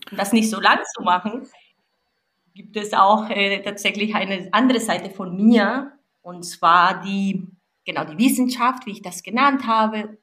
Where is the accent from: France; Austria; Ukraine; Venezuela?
Venezuela; now in Germany; Ich bin eine gebürtige Venezolanerin